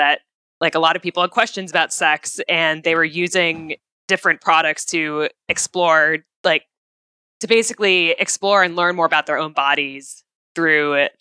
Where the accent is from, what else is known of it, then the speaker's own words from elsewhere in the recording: Midwest, United States; moved away; I grew up in the Midwest initially